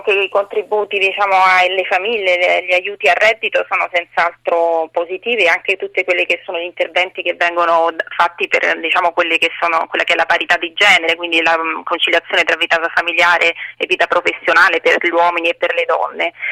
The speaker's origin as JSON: {"language": "Italian", "town": "Bari", "region": "Apulia", "country": "Italy", "lives_now": "Trieste, Italy", "said": "Io in realtà sono di Bari ma vivo a Trieste"}